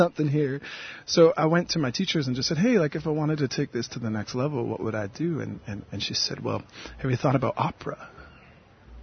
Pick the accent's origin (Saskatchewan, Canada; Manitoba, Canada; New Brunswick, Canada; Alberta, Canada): New Brunswick, Canada; now in Montreal, Canada; the place that I come from is known by some people as New Brunswick in Canada